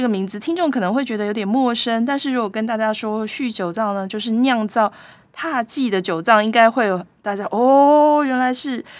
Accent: Taiwan; 用我们台湾人的讲法，就是日本之光啦，对不对？

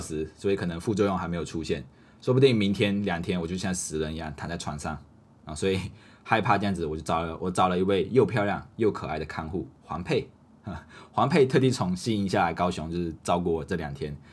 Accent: Malaysia; now in Taiwan; 我们马来西亚人，我们外国人

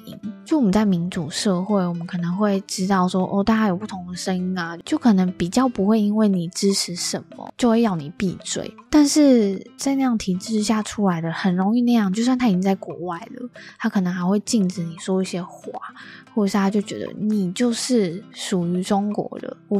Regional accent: Taiwan; 但是等于又和我们台湾人不同。

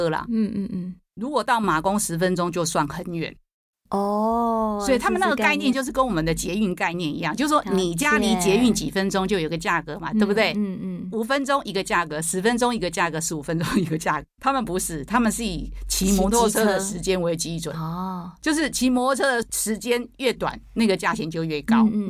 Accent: Taiwan; 我们台湾人也买不起三千万

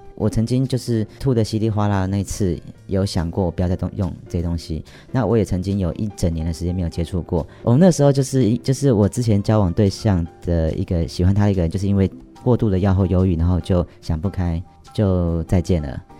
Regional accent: Taiwan; 我们台湾人

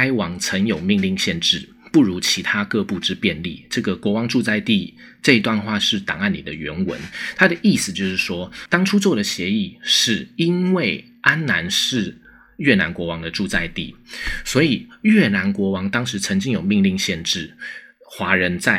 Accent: Taiwan; 美国驻军它其实不必然一定是一种我们台湾人会直觉上以为很好的那种事情

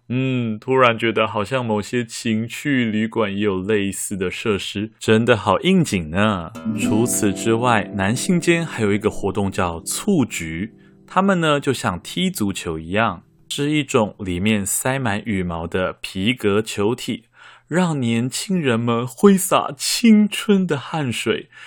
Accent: Taiwan; 我家的后面就是观音山，而祖先们代代都葬在观音山上

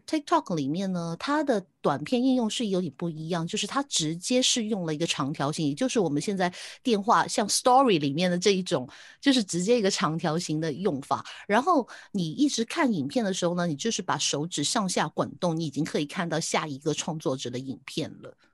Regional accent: Hong Kong; 我是香港的

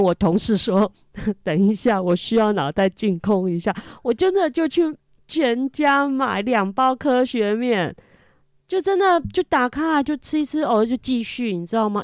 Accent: Hakka community, Hakka area, Taiwan; first language Hakka; Chinese is a second language; also born or lived in Fengshan, Kaohsiung; 以前我们是属于客，客家的聚落，所以我们从小到大，我们他们都讲客家话，家里一定跟我们讲客家话

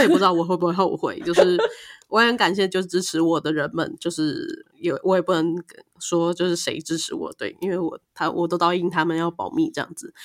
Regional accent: Taiwan; 作为一个台湾人

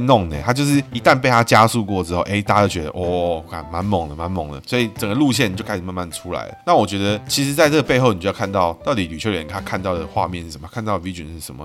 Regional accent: Taiwan; 我们台湾人

